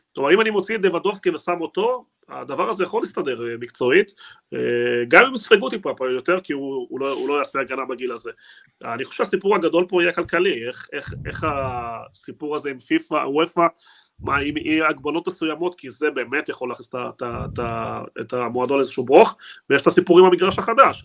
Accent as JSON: {"language": "Hebrew", "country": "Argentina", "moved": "yes", "said": "אני בתור ארגנטינאי"}